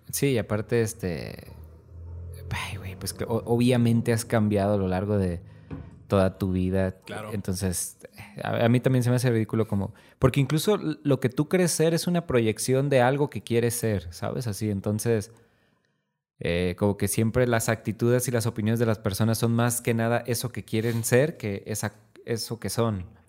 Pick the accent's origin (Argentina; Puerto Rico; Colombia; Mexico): Mexico; Tepic, Nayarit; somos de Tepic